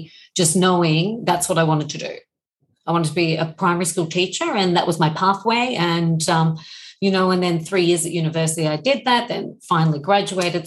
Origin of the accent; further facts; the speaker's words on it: Melbourne, Victoria, Australia; I grew up in Bulim in Melbourne in Australia